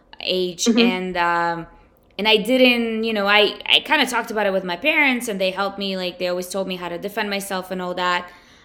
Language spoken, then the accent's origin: English; Ukraine; now in United States; I'm from Ukraine, but it doesn't matter.